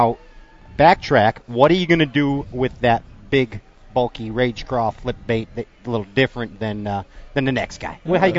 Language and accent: English; Chicago, Illinois, United States; I'm from Chicago.